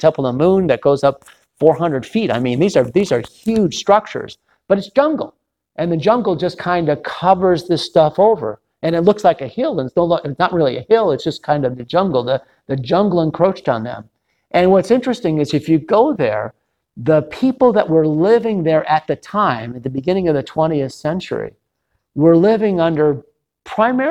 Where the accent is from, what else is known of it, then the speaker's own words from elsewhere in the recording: Detroit, Michigan, United States; moved away; my hometown, Detroit.